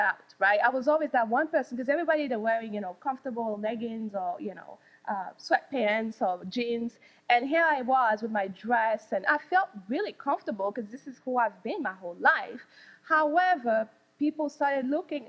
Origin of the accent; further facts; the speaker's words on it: Wichita, Kansas, United States; moved away; I'm from Wichita, Kansas